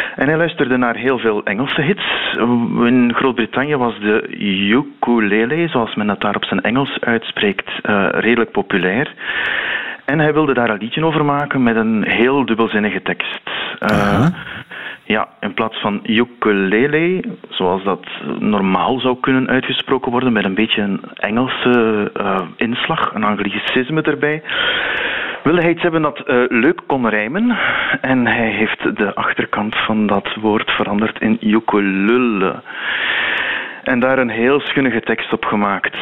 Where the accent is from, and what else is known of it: Flanders, Belgium